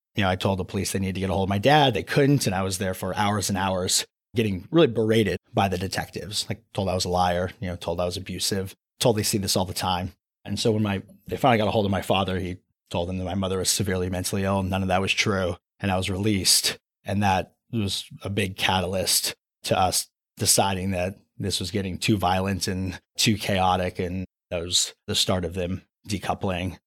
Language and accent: English; Anaheim, California, United States; moved away as an adult; also born or lived in East Coast / Los Angeles; I was born and raised in a city called Anaheim, right where Disneyland is